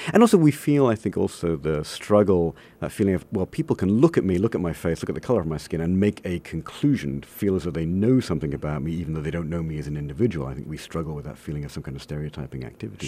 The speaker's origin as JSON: {"language": "English", "town": "Coventry", "region": "West Midlands", "country": "United Kingdom", "tie": "born or raised there", "moved": "as an adult", "lives_now": "United States", "said": "my hometown in England is a place called Coventry"}